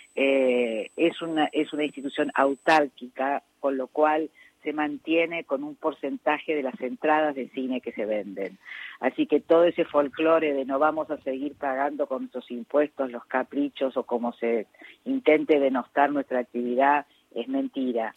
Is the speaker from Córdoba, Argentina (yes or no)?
yes; Córdoba, Argentina; now in Buenos Aires, Argentina; Córdoba, que además de ser mi ciudad natal